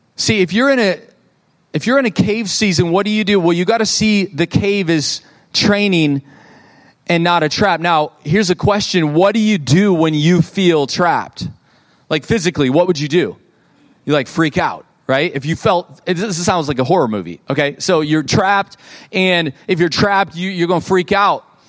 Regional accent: Fenton, United States; moved away; also born or lived in Oklahoma; I grew up in Fenton and now we're, you know, in Oklahoma

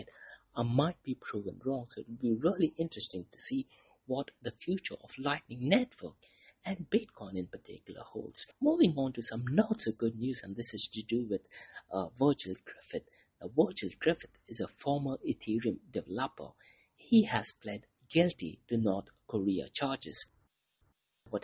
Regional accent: Mumbai, Maharashtra, India; moved away; I'm originally from Mumbai, India. That is the city where I was born in.

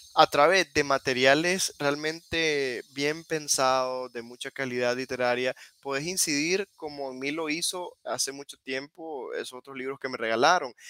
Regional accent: Nicaragua; first language Spanish; yo crecí con esa, con esa inquietud de por qué los libros de que yo leo de niño no reflejan mi realidad como nicaragüense

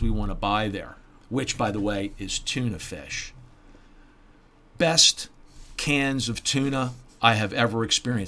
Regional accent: Baltimore, Maryland, United States; moved away; I'm from Baltimore. Okay, I know Baltimore pretty well. My whole family's from Baltimore

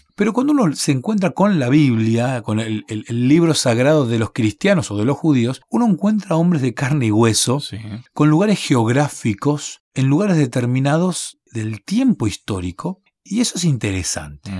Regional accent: Bahía Blanca, Buenos Aires Province, Argentina; Yo nací en Bahía Blanca

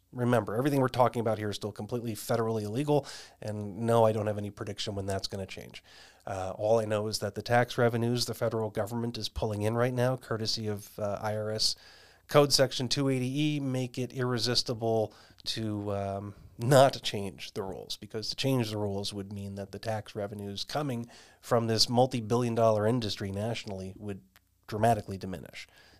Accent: Arizona, United States; you'll know here in my home state of Arizona

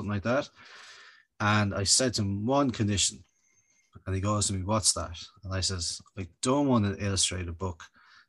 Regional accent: Kildare, County Kildare, Ireland; I'm a Kildare Town man by design, by the way. I'm originally from Kildare

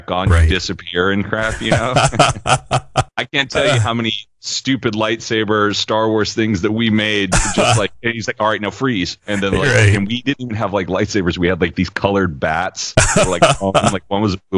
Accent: Salem, Oregon, United States; also born or lived in Ellensburg, Washington / Bend, Oregon; I moved to the capital of Salem, Oregon, when I was about 5. And I've kind of been here off and on ever since.

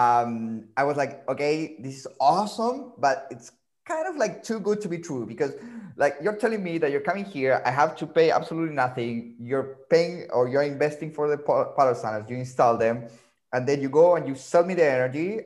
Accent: Santiago, Santiago Metropolitan Region, Chile; Santiago, by the way, is my hometown.

